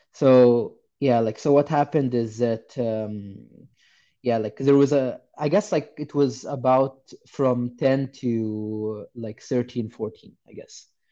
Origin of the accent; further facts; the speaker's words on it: Egypt; I grew up in Egypt and I was born somewhere uh, like sometime in the 90s.